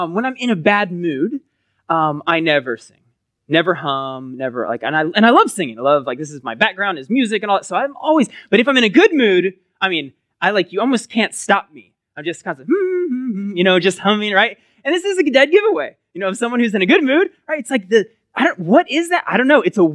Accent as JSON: {"language": "English", "area": "Collin County", "region": "Texas", "country": "United States", "tie": "born or raised there", "said": "I grew up in Collin County"}